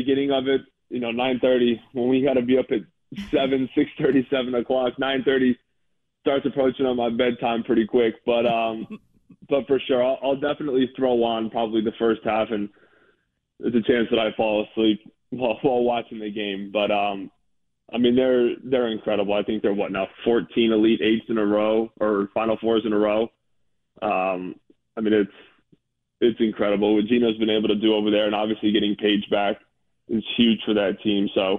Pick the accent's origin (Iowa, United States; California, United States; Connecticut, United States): Connecticut, United States; Bethel; also born or lived in Danbury; Yeah, I was born in Danbury, grew up in Bethel, yep.